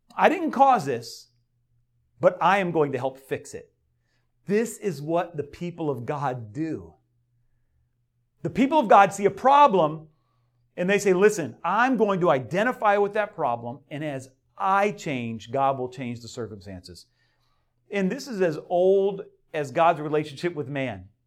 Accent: Delray Beach, Florida, United States; I grew up in, uh, Del Rey

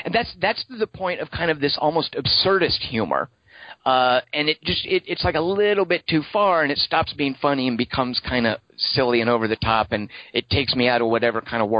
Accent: Arkansas, United States; I'm from Arkansas.

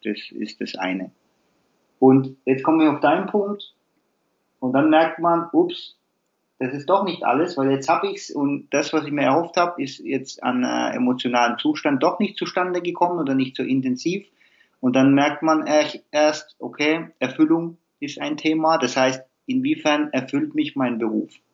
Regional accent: Heilbronn, Baden-Württemberg, Germany; Ich komme hier aus dem Umkreis Heilbronn, Nähe Stuttgart

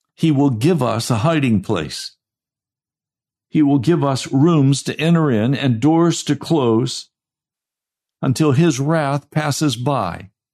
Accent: United States; I'm an American

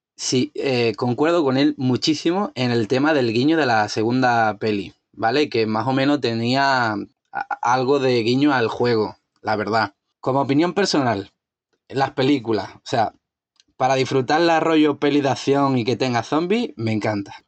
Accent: Spain; soy español

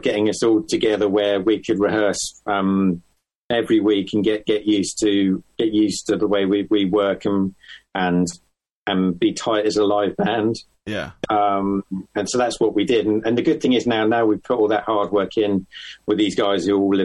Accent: Farnham, South East England, United Kingdom; moved away; growing up in Farnham

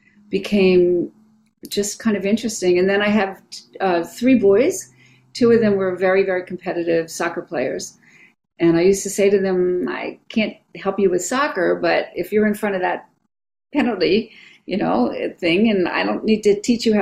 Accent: East Coast, United States; now in San Francisco, United States; I'm from the East Coast

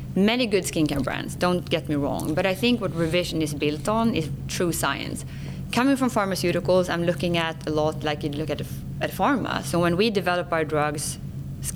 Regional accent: Sweden; accent: Swenglish; English is a second language; moved away; I'm born and raised in Sweden, so far north in Europe, in the Scandinavian countries. So I speak Swenglish

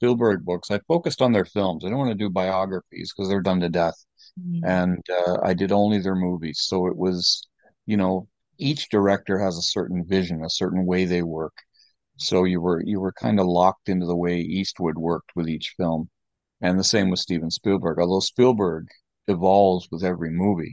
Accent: Canada; I'm a Canadian film critic

